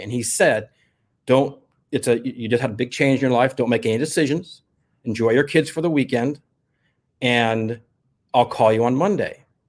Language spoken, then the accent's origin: English; Los Angeles, California, United States; I grew up in the San Fernando Valley